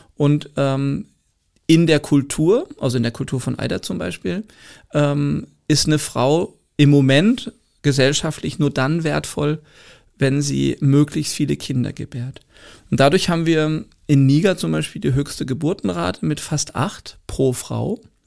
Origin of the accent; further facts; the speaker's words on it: Germany; als Deutscher